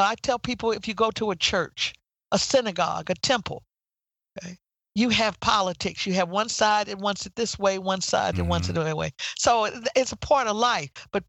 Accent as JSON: {"language": "English", "region": "Midwest", "country": "United States", "said": "Okay. I came from the Midwest and I came to Washington, D.C."}